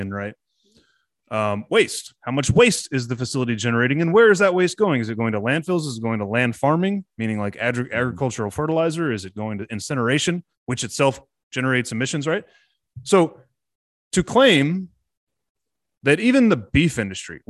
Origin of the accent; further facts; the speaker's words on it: Texas, United States; I'm a Texan